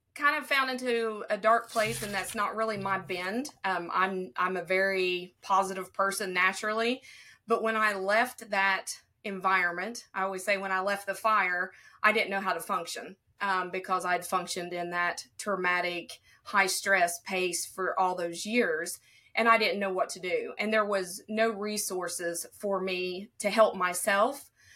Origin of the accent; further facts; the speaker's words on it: southern tip of Ohio, United States; accent: southern; I was born in Ohio, but I am on the most southern tip of Ohio, and I border Kentucky and West Virginia